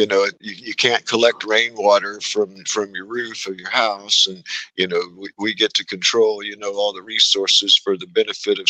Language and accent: English; Texas, United States; I'm an American, and that I'm a, you know, Texan